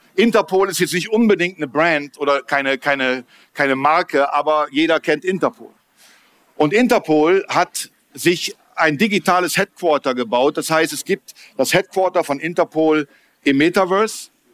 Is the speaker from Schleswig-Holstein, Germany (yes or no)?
no; Berlin, Germany; ich komme aus Berlin